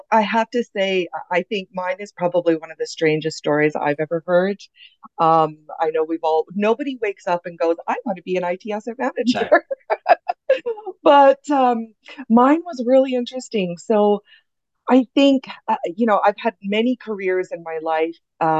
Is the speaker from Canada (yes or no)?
yes; Canada; I'm originally from Canada. I have been very lucky enough to kind of live all over the world.